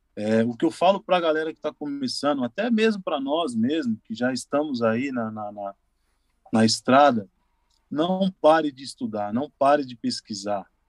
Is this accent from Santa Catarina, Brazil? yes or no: no; São Paulo, Brazil; eu saí da Zona Leste, lá, lá de São Mateus, estou na Zona Leste ainda